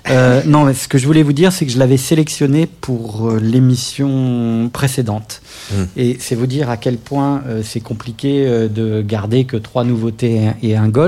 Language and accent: French; Paris, Île-de-France, France; Je suis artiste, auteur, compositeur, interprète de pop française. J'ai grandi à Paris où j'ai commencé la musique à l'âge de 13 ans